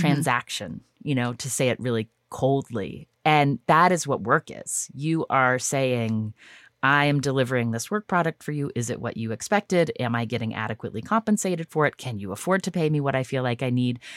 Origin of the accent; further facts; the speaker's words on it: United States; I'm an American